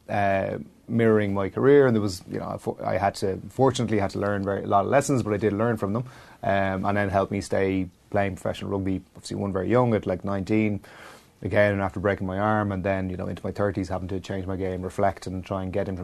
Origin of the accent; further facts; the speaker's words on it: Wexford, Leinster, Ireland; also born or lived in Clongowes; growing up in Wexford and in Clongowes